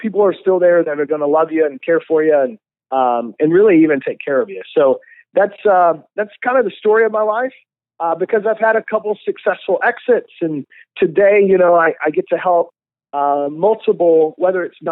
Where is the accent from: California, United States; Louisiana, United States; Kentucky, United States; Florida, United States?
Kentucky, United States; Lexington; moved away; also born or lived in Dallas, Texas; I was born and raised in Lexington, Kentucky